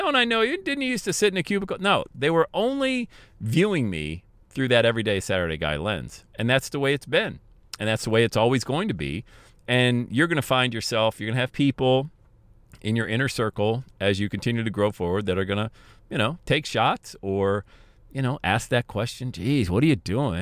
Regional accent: Bradford, Pennsylvania, United States; moved away; also born or lived in Buffalo / Cincinnati; growing up in Bradford, P

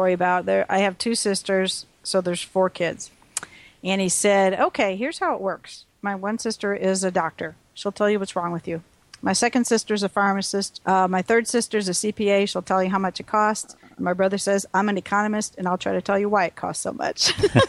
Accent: Wisconsin, United States; We grew up in Wisconsin.

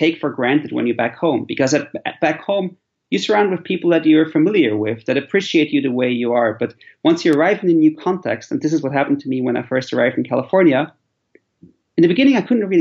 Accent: Switzerland; moved away as an adult; also born or lived in Central Asia; I'm originally from Switzerland

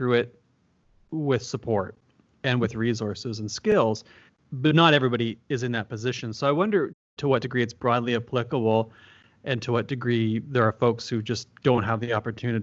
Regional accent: Peterborough, Ontario, Canada; also born or lived in British Columbia; I moved back from British Columbia, where I was doing my PhD, back home to Peterborough, where everyone in my family was ill

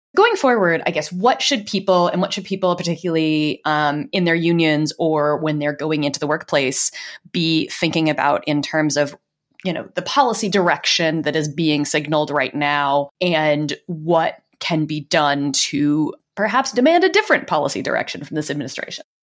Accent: Louisiana, United States; my home state of Louisiana

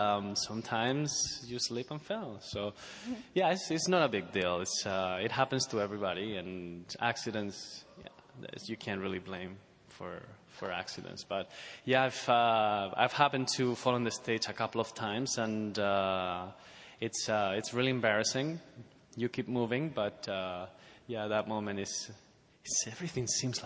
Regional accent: Spain; moved away; I come from Spain

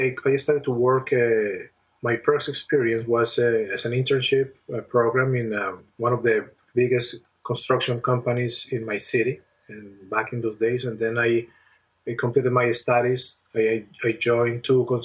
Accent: Colombia; moved away as an adult; I have a family member who used to work in my home country in Colombia

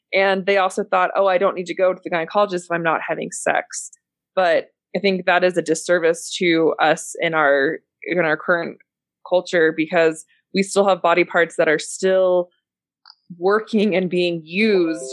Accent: San Francisco, California, United States; moved away; also born or lived in Utah; I grew up in San Francisco

